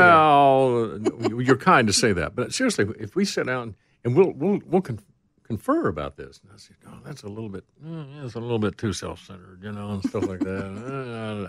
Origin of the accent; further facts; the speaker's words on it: Rogersville, Tennessee, United States; moved away; I had some friends in from my hometown of Rogersville